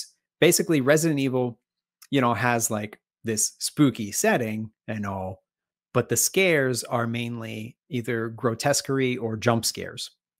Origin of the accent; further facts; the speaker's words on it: East Coast, United States; Of course, I'm from the East Coast. So like it's got that New England feel.